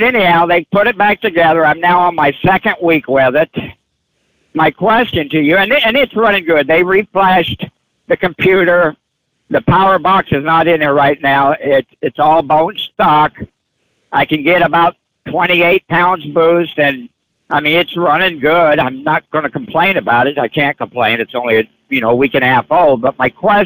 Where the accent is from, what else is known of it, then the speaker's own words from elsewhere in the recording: Peoria, Illinois, United States; I'm from Peoria